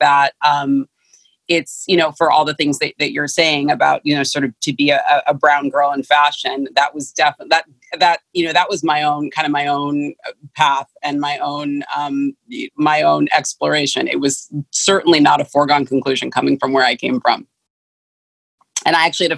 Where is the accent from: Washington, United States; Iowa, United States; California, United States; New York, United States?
California, United States; San Francisco; I grew up in San Francisco. I was born and raised in San Francisco County